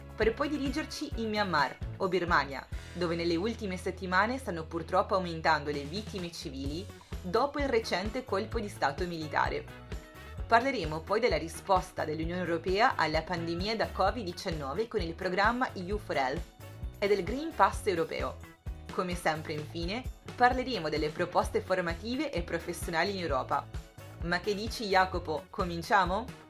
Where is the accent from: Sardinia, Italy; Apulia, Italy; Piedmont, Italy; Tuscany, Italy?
Sardinia, Italy; now in Brussels, Belgium; vengo dalla Sardegna ma vi parlo da Bruxelles, dove ormai vivo